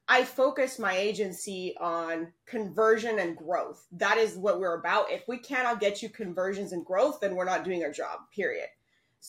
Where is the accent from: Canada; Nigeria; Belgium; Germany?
Canada; moved away as an adult; now in Panama; I'm from Canada, but my family, my parents, my husband, everyone's from Panama. And I actually moved down to Panama